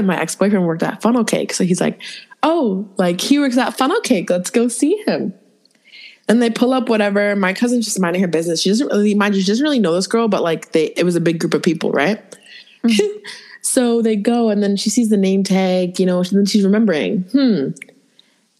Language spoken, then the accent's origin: English; Toronto, Ontario, Canada; moved away; So I grew up in Toronto.